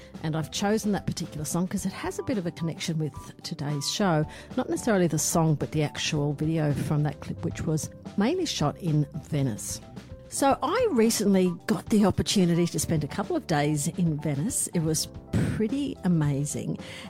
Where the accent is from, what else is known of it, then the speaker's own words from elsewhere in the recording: Australia; I'm very Australian. I'm Australian.